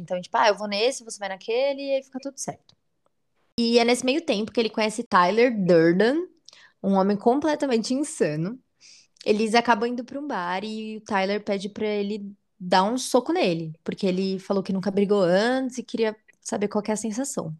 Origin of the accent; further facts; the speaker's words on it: São Paulo, Brazil; a gente é da ZL